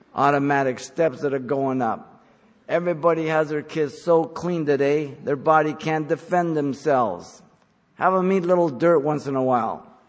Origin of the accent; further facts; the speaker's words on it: San Gabriel Valley, California, United States; when I grew up in the San Gabriel Valley